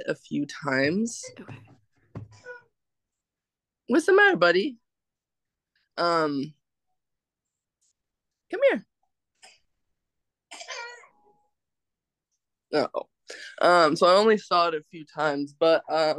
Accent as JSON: {"language": "English", "region": "Kansas", "country": "United States", "tie": "born or raised there", "said": "where I grew up in Kansas, it was like half and half"}